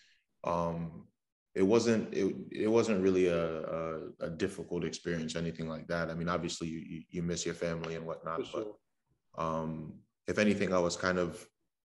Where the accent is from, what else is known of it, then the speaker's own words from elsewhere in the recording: Raleigh, North Carolina, United States; moved away as an adult; also born or lived in Trinidad; now in Rochester, United States; I'm from Raleigh